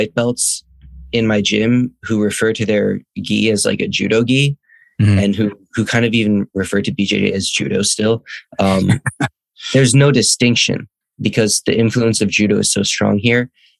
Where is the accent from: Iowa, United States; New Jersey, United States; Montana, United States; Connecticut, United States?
Iowa, United States; Ames; moved away as an adult; also born or lived in Ithaca, New York; now in Japan; I am half Japanese. I was born in Ithaca, New York, and then raised in Ames, Iowa.